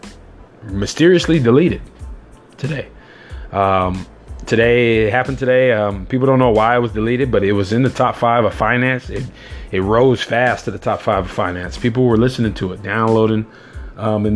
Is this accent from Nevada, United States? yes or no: no; California, United States; I am a Californian